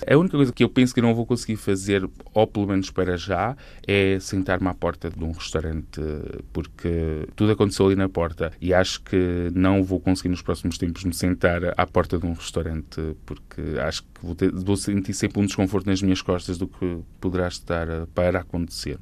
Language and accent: Portuguese; Constantim, Vila Real District, Portugal; moved away as an adult; also born or lived in Silves, Algarve; gosto sempre de ir a Constantin, onde nasci